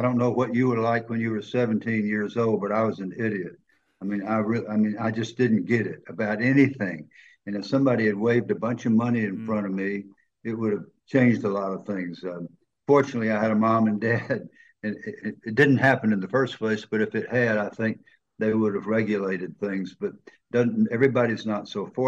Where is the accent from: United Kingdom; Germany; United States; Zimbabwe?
United States; the South of the United States; accent: Southern